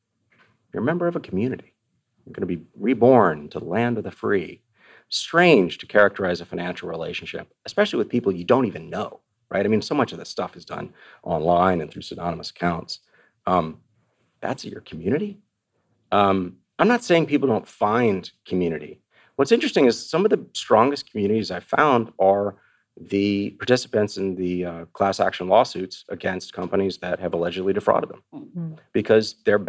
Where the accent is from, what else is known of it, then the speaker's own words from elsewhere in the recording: Austin, Texas, United States; It's outside of my hometown of Austin, Rockdale, Texas.